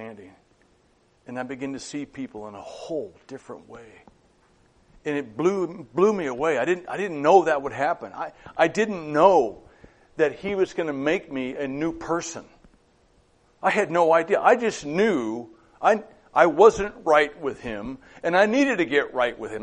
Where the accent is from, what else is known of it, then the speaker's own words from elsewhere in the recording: Madras, Oregon, United States; moved away; I had a summer job back in my hometown of Madras.